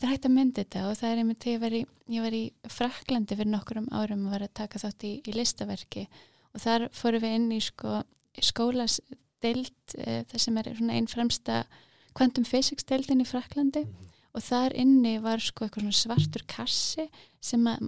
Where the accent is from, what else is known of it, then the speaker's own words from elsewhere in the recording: Kópavogur, Capital Region, Iceland; ég ólst upp í Kópavægi